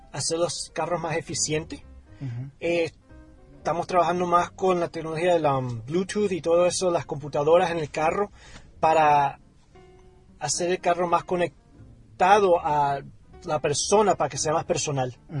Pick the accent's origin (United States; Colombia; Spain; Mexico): Colombia; siendo latino y colombiano